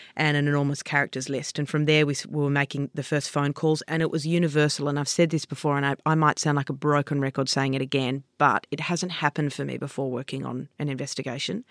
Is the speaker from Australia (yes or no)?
yes; Sydney, New South Wales, Australia; I grew up on the Lower North Shore.